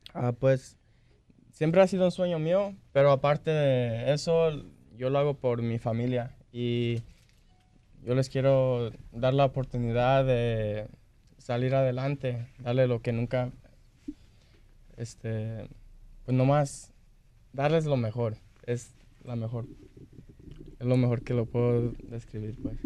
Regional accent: Salinas, California, United States; moved away; Vengo de Salinas, California

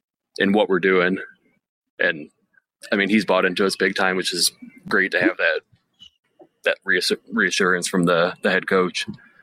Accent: Ottawa Lake, Michigan, United States; Yep, from Ottawa Lake, right above Toledo.

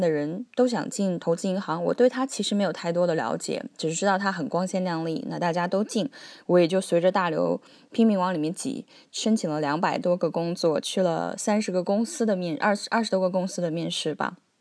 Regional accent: China; moved away as an adult; also born or lived in Beijing / Hong Kong / Cambridge; now in Australia; 我们中国人都说有三百六十五行，行行出状元

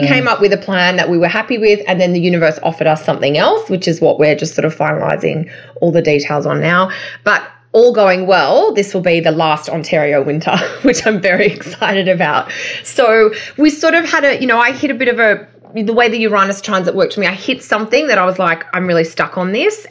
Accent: Australia

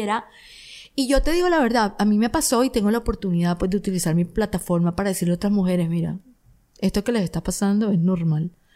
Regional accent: Barranquilla, Atlántico, Colombia; Barranquilla, de donde yo soy

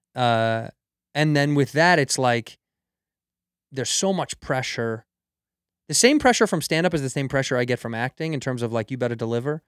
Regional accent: Chicago, Illinois, United States; moved away; I grew up in Chicago

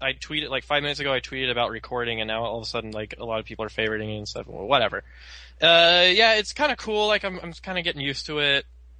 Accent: San Marcos, Texas, United States; San Marcos, Texas, my hometown.

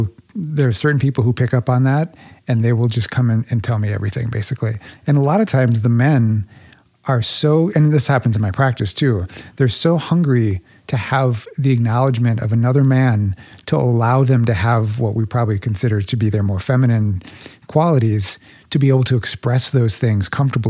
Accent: Midwest, United States; We don't culturally, at least growing up in the Midwest, especially

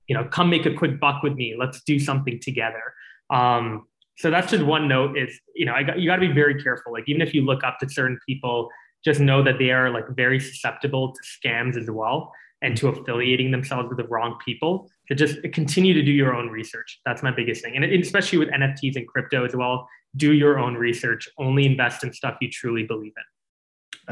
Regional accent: Calgary, Alberta, Canada; also born or lived in Singapore; when I moved to Calgary

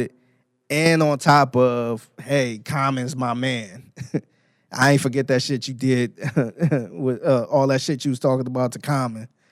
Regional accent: Cleveland, Ohio, United States; now in Houston, United States; Cleveland, Ohio, four four one oh five was my zip code

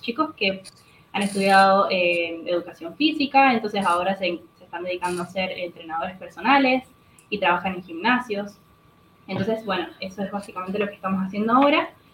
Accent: Mendoza, Argentina; soy mendocina

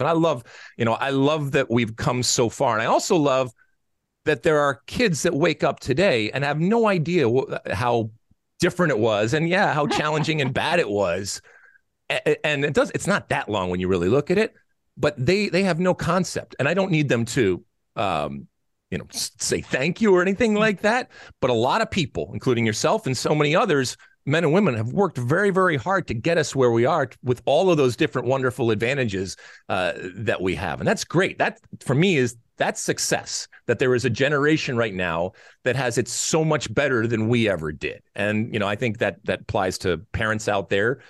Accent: Detroit, Michigan, United States; now in Los Angeles, United States; I grew up in Detroit. Uh, I grew up, uh, in the suburbs of Detroit

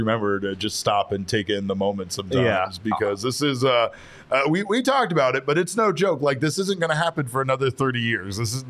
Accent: Phoenix, Arizona, United States; I'm mostly from Phoenix, this is where I've lived the majority of my life

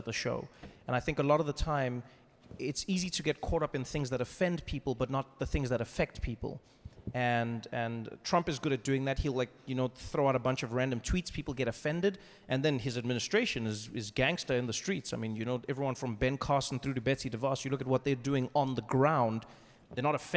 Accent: South Africa; moved away as an adult; now in United States; one thing that I took for granted growing up in South Africa is we just knew what was happening in the world

